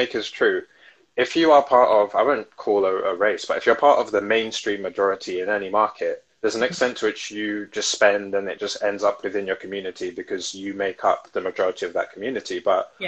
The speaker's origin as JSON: {"language": "English", "region": "London", "country": "United Kingdom", "said": "I come from South London"}